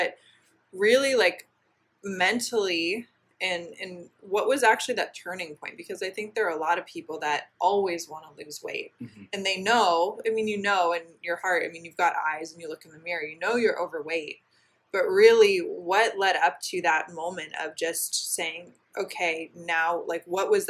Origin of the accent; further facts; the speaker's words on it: Midwest, United States; now in Southern California, United States; I'm from the Midwest. Here in Southern California